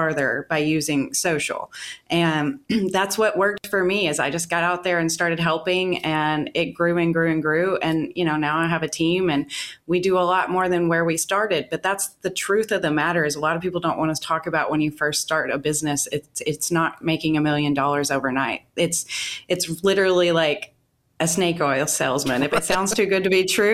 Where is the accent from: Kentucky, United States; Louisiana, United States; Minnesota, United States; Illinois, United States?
Kentucky, United States; Western; moved away as an adult; also born or lived in Seattle / Las Vegas; my hometown here in Kentucky, in Western Kentucky.